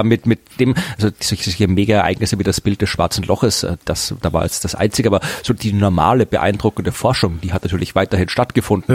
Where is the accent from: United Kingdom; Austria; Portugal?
Austria; now in Germany; bei uns in Österreich